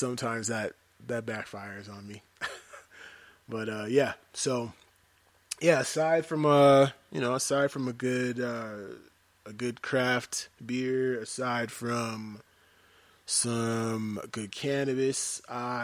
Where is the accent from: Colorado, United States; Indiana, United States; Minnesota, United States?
Colorado, United States; Denver; I am from Denver, Colorado, born and raised